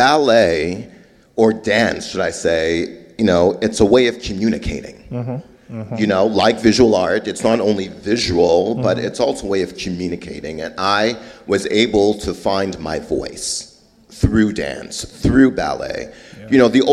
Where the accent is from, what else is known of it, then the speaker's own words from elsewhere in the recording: Montreal, Quebec, Canada; also born or lived in Trinidad; now in Memphis, United States; growing up in Montreal, I had a hard time basically assimilating, communicating